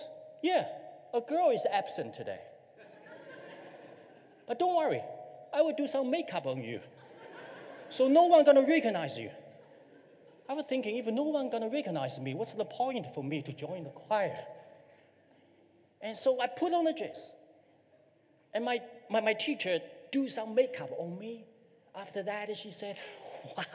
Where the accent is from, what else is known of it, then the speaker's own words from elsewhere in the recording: China; moved away as an adult; now in New Zealand; I'm from China